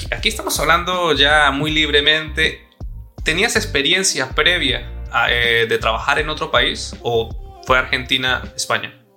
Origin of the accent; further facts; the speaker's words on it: Venezuela; moved away as an adult; also born or lived in Colombia / Mexico; now in Spain; que soy venezolano y que también he vivido en Colombia, he vivido en México